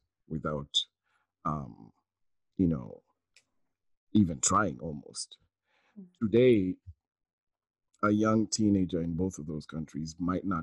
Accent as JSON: {"language": "English", "country": "Kenya", "tie": "born or raised there", "said": "growing up in Kenya"}